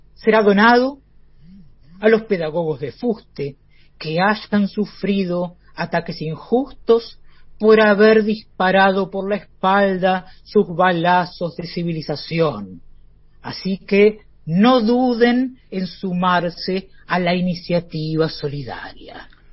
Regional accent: Argentina; la pobre patria mía

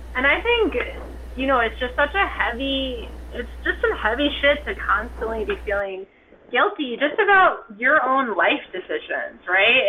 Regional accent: Ithaca, New York, United States; now in New York City, United States; I am from Ithaca, New York, but I have been living in New York City for quite some time

